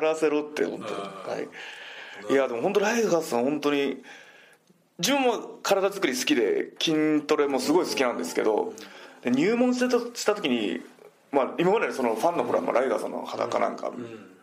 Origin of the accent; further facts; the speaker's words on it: Shikoku, Japan; moved away; 地元四国で。